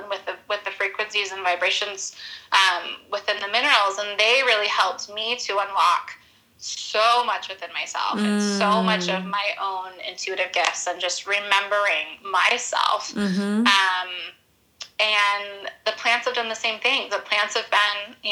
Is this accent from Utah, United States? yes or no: yes; Utah, United States; also born or lived in Los Angeles; growing up in Utah, we have so many minerals that mm-hmm. come from the land mm-hmm. here.